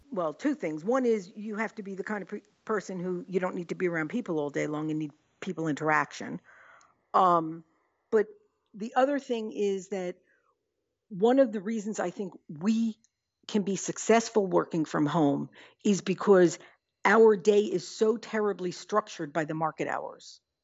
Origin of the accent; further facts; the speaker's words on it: New York, United States; now in Midwest, United States; I was just in New York, which is my hometown